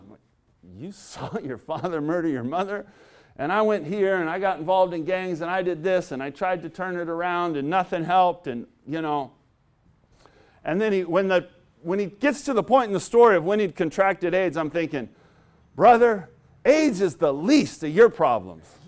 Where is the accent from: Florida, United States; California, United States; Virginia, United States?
California, United States; Southern; I grew up in Southern California